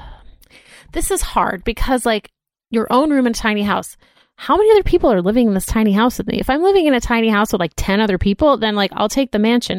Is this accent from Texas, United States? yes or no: no; Boston, Massachusetts, United States; also born or lived in New York / Philadelphia; now in Los Angeles, United States; growing up in Boston and, like, living in New York and Philadelphia